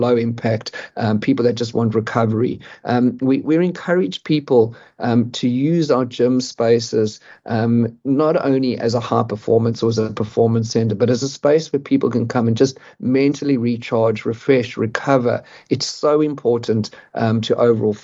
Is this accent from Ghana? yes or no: no; South Africa; I'm a South African